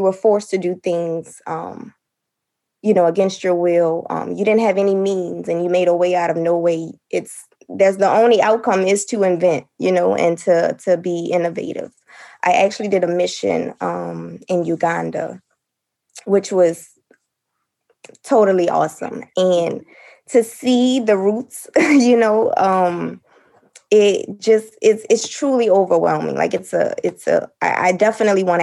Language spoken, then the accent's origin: English; New Orleans, Louisiana, United States; I'm from New Orleans